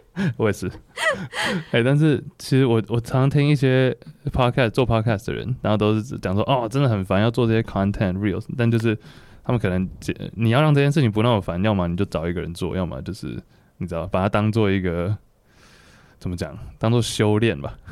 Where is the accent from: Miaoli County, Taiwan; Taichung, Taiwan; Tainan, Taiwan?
Taichung, Taiwan; 我是台中人